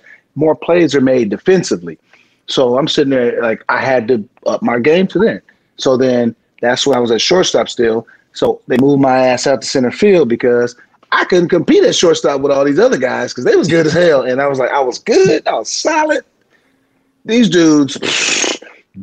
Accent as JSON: {"language": "English", "town": "San Diego", "region": "California", "country": "United States", "moved": "as an adult", "said": "I'm from San Diego"}